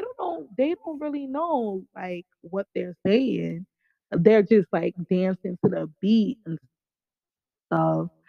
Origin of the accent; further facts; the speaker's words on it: New York, United States; I'm from New York